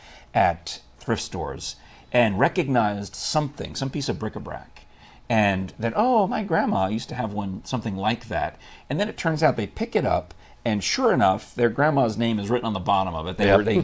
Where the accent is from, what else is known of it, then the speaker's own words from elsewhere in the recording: New York, United States; I grew up in New York